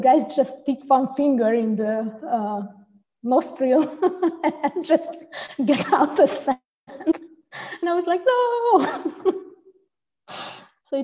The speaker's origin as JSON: {"language": "English", "country": "Hungary", "moved": "yes", "lives_now": "Frankfurt, Germany", "said": "I came from Hungary"}